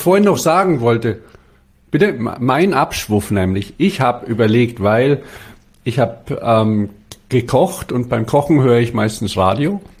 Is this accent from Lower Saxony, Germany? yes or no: no; Bavaria, Germany; now in Stuttgart, Germany; als Bayer